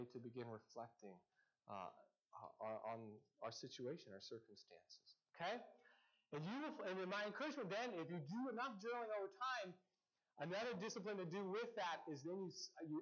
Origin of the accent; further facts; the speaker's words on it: Seattle, Washington, United States; I'm such a Northwesterner. I grew up in Seattle